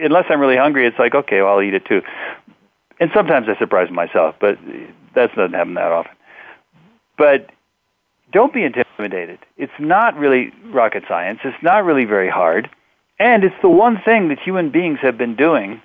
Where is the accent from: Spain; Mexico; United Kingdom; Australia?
Mexico; I grew up in Mexico